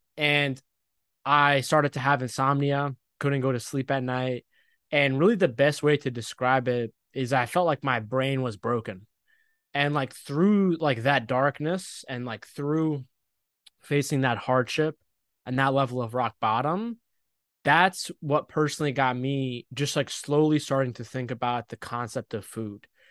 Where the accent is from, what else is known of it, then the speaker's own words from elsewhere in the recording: United States; also born or lived in Egypt (ancestry); I was born in America, but, like, I'm Egyptian. My parents are Egyptian